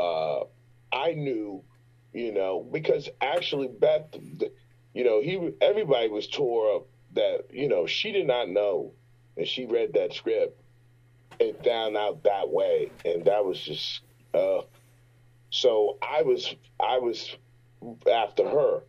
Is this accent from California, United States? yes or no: no; Richmond, Virginia, United States; I'm from Richmond, Virginia.